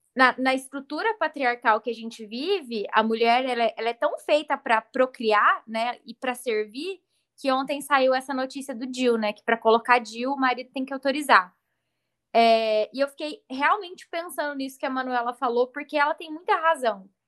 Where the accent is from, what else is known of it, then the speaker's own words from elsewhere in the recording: Uberlândia, Minas Gerais, Brazil; moved away as an adult; now in Ribeirão Preto, Brazil; Eu, quando vim morar em Ribeirão, saí de Uberlândia